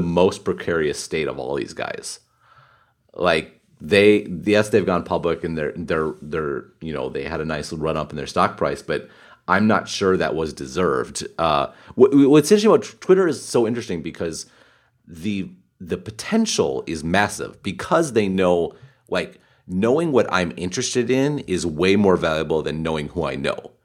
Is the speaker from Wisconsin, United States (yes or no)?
yes; Wisconsin, United States; moved away; I grew up in the Midwest, grew up in Wisconsin